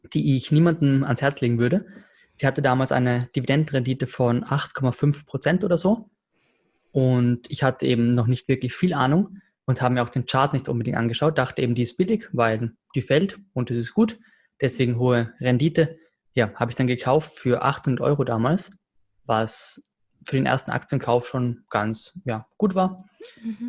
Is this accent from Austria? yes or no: yes; Austria; ich als Österreicher